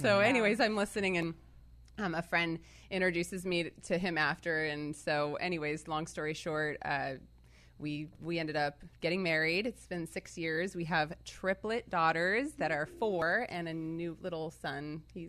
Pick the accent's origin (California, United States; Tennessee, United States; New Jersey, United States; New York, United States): California, United States; Orange County; Okay, so born and raised in Orange County, California.